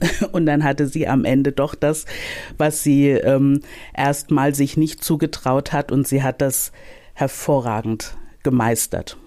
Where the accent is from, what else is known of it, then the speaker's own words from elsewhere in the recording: Mainz, Rhineland-Palatinate, Germany; Ich bin, also ich bin in Mainz aufgewachsen. Ich bin auch in Mainz geboren